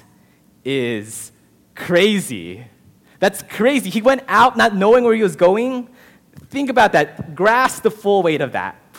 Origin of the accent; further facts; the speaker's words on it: Southern California, United States; I was born and raised in Southern California